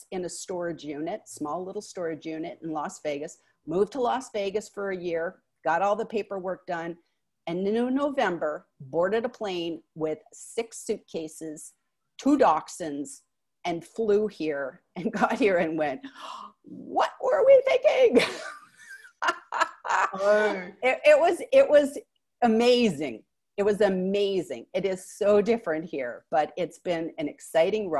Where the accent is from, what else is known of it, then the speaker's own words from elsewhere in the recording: Wallaceburg, Ontario, Canada; also born or lived in United States / Israel; now in Haifa, Israel; I was born in this like no name place called Wallaceburg, Ontario